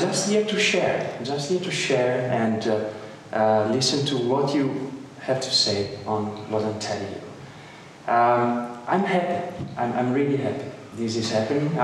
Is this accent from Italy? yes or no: yes; Padua, Veneto, Italy; English is a second language; moved away as an adult; also born or lived in Amsterdam / Boston; you already know I'm Italian. I'm coming from Padova, close by Venice.